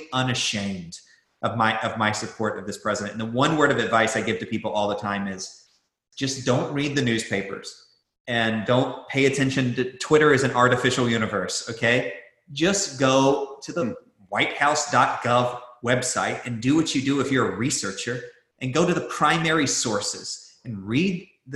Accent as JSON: {"language": "English", "country": "United States"}